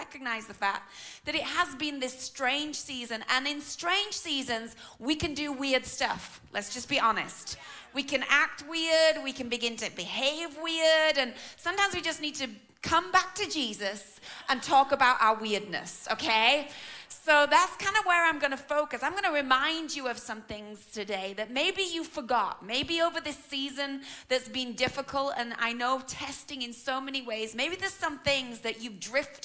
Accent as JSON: {"language": "English", "region": "England", "country": "United Kingdom", "said": "I'm your English auntie"}